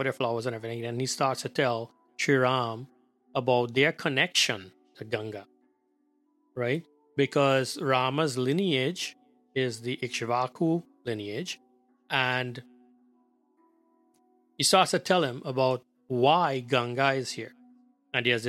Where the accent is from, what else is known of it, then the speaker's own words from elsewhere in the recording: Trinidad & Tobago; moved away; we grew up back in Trinidad.